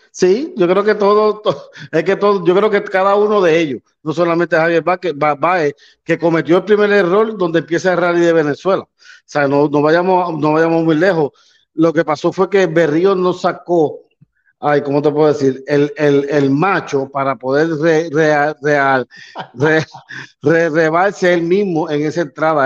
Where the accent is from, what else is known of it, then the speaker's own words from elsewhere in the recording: Puerto Rico; siendo puertorriqueño